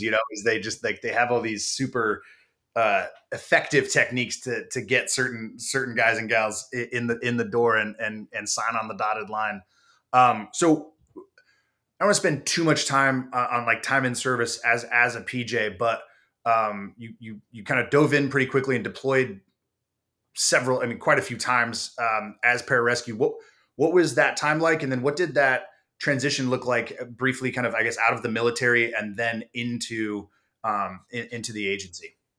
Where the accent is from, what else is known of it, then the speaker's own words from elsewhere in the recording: San Diego, California, United States; I grew up in San Diego